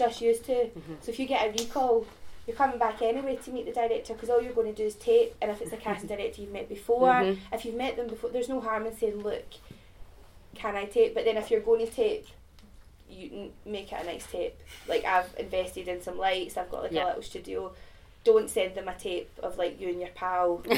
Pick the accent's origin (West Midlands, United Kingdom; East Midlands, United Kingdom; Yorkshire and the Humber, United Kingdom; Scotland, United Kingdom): Scotland, United Kingdom; accent: Scottish; Yeah, I get a lot of shit about my accent, and the kind of opposite way. Mm-hmm. People go, your Scottish accent's terrible.